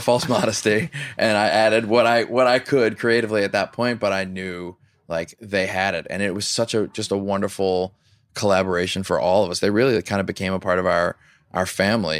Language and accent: English; Louisiana, United States; I grew up in Louisiana